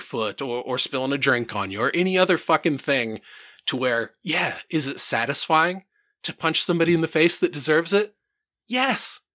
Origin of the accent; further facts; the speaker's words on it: Center Point, Iowa, United States; I grew up in Center Point, which is like a tiny little fucking small town.